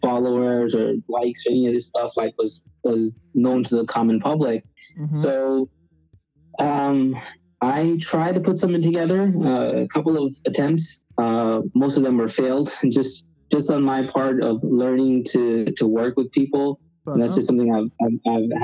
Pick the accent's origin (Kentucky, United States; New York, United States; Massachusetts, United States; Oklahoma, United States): New York, United States; New York City; also born or lived in India; I was born in India, raised in Queens, New York, where I've been most of my life, about 20-something years now